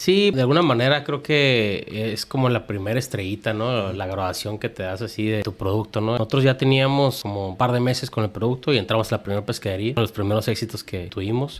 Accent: Tijuana, Baja California, Mexico; Yo soy de aquí de Tijuana

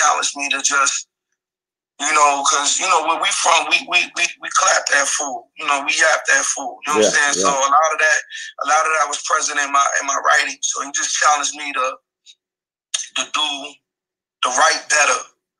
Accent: New York City, New York, United States; also born or lived in Plattsburgh, New York; I am from Brownsville, Brooklyn. Raised Ocean Hill, Brownsville. To my mother … I lived in New York for 24 years, graduated from Westside High.

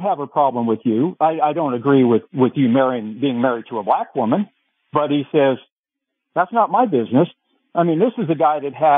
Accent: Hawaii, United States; moved away; also born or lived in Las Vegas, Nevada; I grew up in Hawaii and Vegas

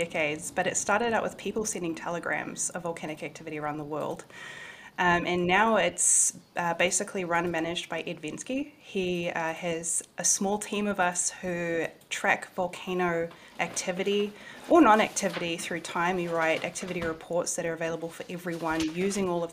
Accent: New Zealand; moved away as an adult; also born or lived in Washington, D.C., United States; Back in my hometown, I moved home last year to be with family

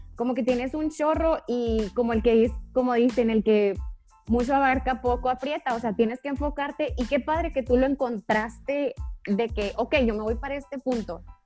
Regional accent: Sonora, Mexico; soy de Sonora, entonces acá la carne es de que, ¿cómo eres de Sonora no comes carne?

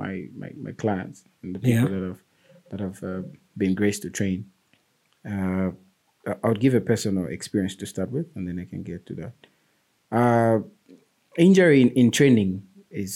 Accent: Lusaka, Lusaka Province, Zambia; I grew up in Lilanda, George Compound.

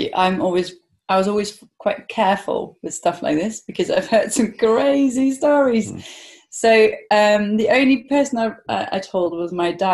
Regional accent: Netherlands; moved away as an adult; also born or lived in London; I'm from Holland, or the Netherlands

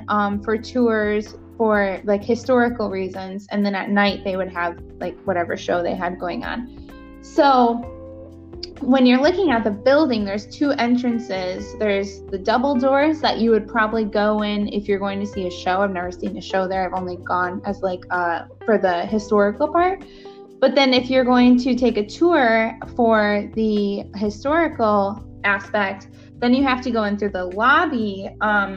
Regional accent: United States; being an American citizen

